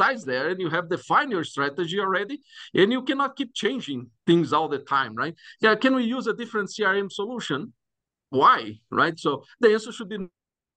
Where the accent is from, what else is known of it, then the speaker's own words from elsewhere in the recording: Brazil; now in Greeley, United States; I'm originally from Brazil